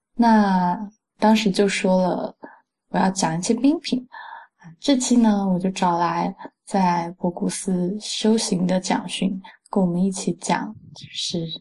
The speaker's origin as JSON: {"language": "Chinese", "region": "Fujian", "country": "China", "said": "我是福建人"}